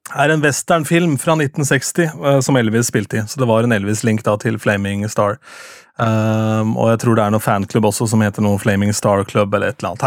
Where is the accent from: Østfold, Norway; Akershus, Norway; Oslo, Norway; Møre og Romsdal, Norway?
Akershus, Norway; Lillestrøm; min hjemby, eller min hjemkommune Lillestrøm